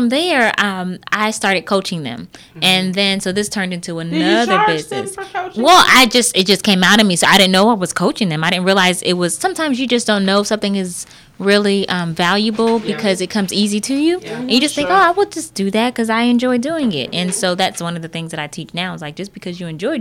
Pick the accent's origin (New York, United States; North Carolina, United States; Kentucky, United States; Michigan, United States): New York, United States; Brooklyn; now in Texas, United States; I'm originally from Brooklyn.